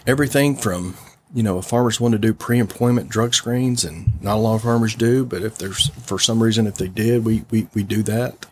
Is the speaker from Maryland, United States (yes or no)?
no; Augusta, Arkansas, United States; growing up in Augusta and being from, from Augusta, uh, growing up on a farm